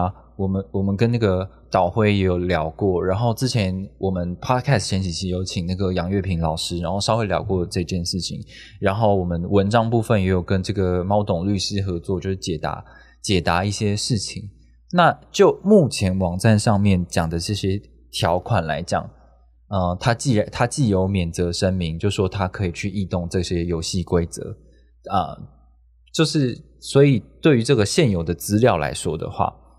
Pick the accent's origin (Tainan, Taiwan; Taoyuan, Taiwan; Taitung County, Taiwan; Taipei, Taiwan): Taipei, Taiwan; 我是看我是台北，我是台北人，然后我看到台北这么多的站点